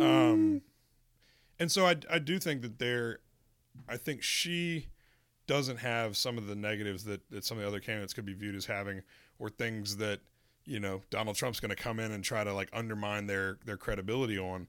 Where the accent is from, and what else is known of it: North Carolina, United States; born or raised there